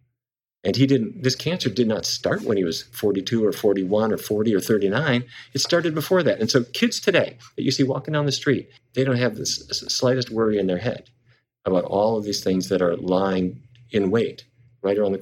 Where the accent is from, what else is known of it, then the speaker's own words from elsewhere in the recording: Fargo, North Dakota, United States; moved away; I grew up in Fargo, North Dakota